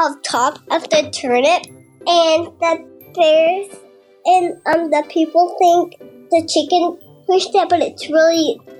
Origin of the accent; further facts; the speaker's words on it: Texas, United States; I'm from Texas.